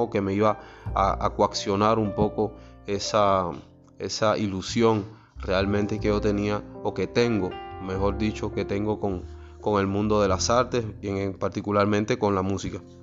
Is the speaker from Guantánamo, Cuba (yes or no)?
yes; Guantánamo, Cuba; moved away; also born or lived in Havana; desde los 13 años escribía mis primeras composiciones allá en mi tierra natal, Guantánamo